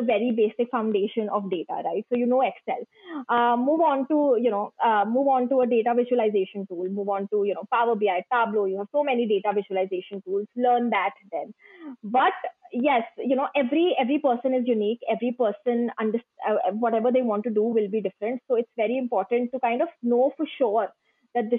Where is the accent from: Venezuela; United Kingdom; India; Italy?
India; I am from India